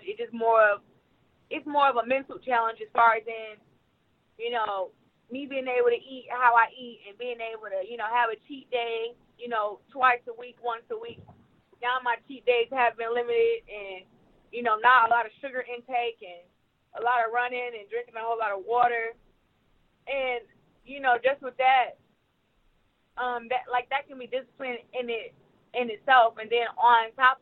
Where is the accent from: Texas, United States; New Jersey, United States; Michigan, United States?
Michigan, United States; Flint; my hometown